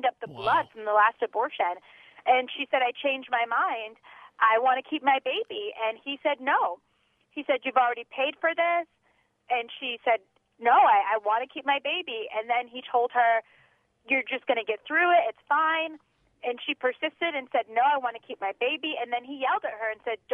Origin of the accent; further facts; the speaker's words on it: Connecticut, United States; I'm from Connecticut